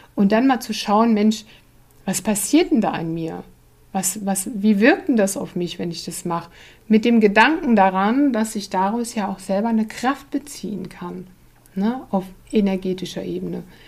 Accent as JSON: {"language": "German", "country": "Germany", "said": "als Deutsche"}